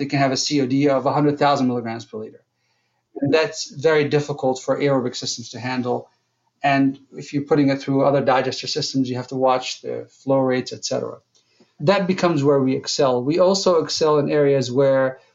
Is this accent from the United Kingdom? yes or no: no; Jordan; moved away as an adult; now in United States; I'm from Jordan. So I came to the United States to go to college